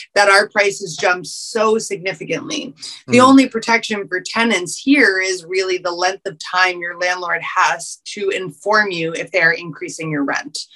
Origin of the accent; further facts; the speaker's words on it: New York City, New York, United States; I was raised in Union Square. I'm a native New Yorker.